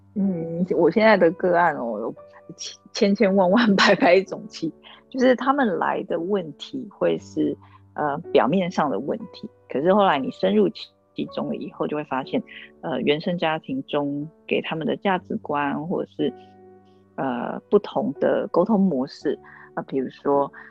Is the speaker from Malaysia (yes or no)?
no; Taiwan; moved away as an adult; also born or lived in United States; 那回来台湾以后